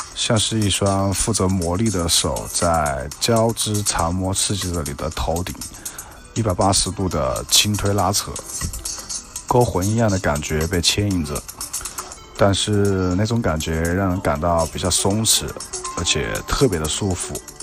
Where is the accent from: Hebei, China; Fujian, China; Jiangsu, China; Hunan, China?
Hunan, China; Changsha; 我来自霍兰长沙